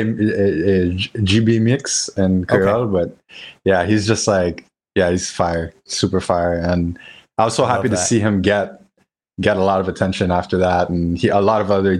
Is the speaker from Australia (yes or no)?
no; Port-au-Prince, Ouest, Haiti; moved away as an adult; also born or lived in North Carolina; I loved growing up in Haiti. So my dad's family, they were from Jacmel in the south, and I grew up in Port-au-Prince, which is like in the center.